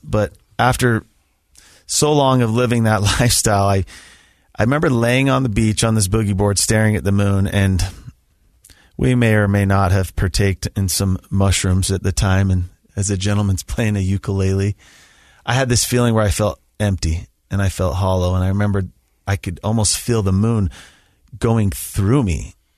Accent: Sandy, Utah, United States; also born or lived in Alpine, Utah; I grew up in the Sandy Draper area, attended Alta High School.

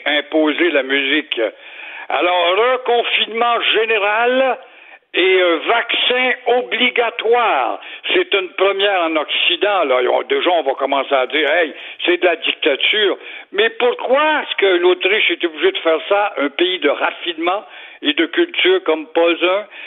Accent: Montreal, Quebec, Canada; j'ai été élevé à Verdun

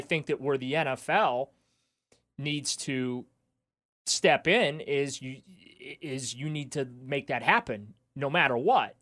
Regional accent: New Orleans, Louisiana, United States; I was born in New Orleans

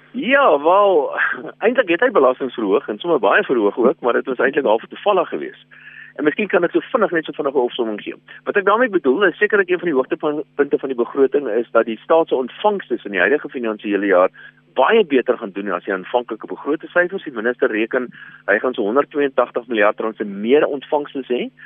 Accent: South Africa; ons as Suid-Afrikaners

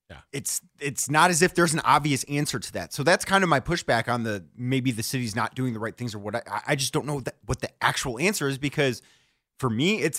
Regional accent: Parma, Ohio, United States; also born or lived in Independence, Ohio; I'm from the suburbs too. I, I grew up in Parma, I grew up in Independence.

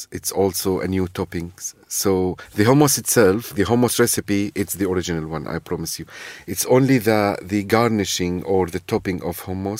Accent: Syria; English is a second language; now in London, United Kingdom; But there is also my own recipes, which is adjusted as a Londoner, Syrian, who dare to dream about new recipes and adjust it as a Syrian recipes.

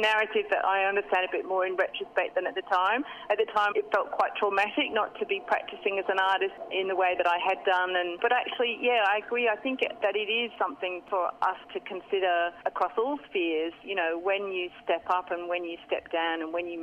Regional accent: England, United Kingdom; moved away as an adult; now in Australia; I joined a youth theatre company in my hometown in England at the time

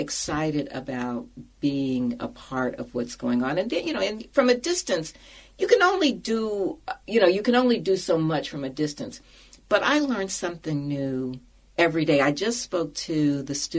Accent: Indianapolis, Indiana, United States; moved away; I grew up in Indianapolis

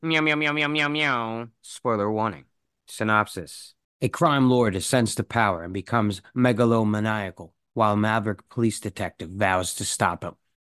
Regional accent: New York, United States; I'm from New York, so not from the city, but not far from.

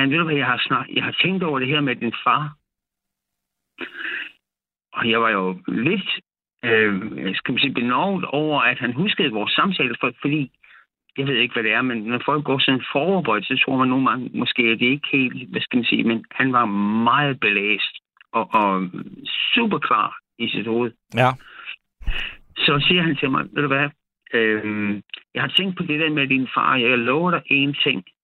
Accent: Odense, Southern Denmark, Denmark; her i øh, Odense, okay. hvor jeg voksede op.

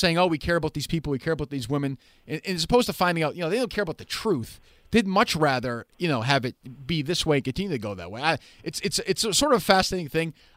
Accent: Boston, Massachusetts, United States; obviously I'm from Boston.

